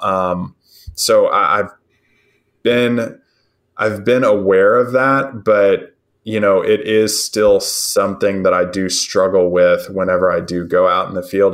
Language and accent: English; Nashville, Tennessee, United States; now in West Tennessee, United States; I was born and raised in Nashville, Tennessee